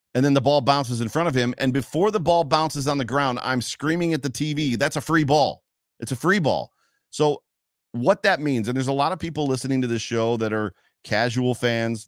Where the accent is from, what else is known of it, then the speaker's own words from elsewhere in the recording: Hamburg, New York, United States; now in Lakeview, United States; We're from Hamburg